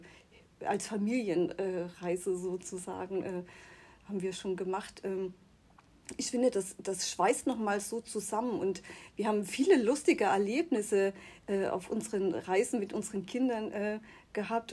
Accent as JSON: {"language": "German", "town": "Chemnitz", "region": "Saxony", "country": "Germany", "tie": "born or raised there", "also_born_or_lived": "Müritz", "moved": "yes", "said": "da, wo ich herkomme, aus, aus Chemnitz"}